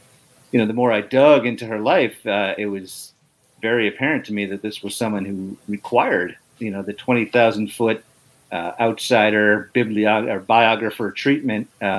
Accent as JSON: {"language": "English", "region": "Northeast", "country": "United States", "tie": "born or raised there", "moved": "yes", "lives_now": "Atlanta, United States", "said": "I grew up in the Northeast"}